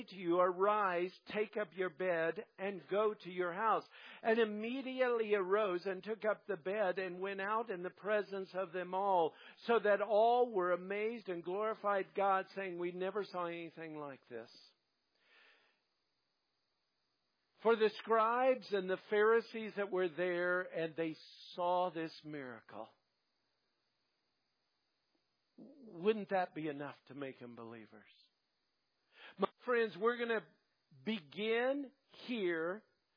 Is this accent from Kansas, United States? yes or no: yes; Kansas, United States; when I was raised in Kansas and I went to public school